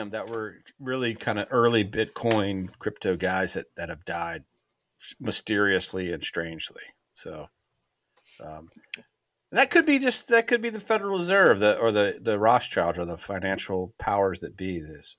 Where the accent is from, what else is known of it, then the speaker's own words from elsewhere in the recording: Raleigh, North Carolina, United States; And he got involved, honestly, because we're from the Raleigh, North Carolina area.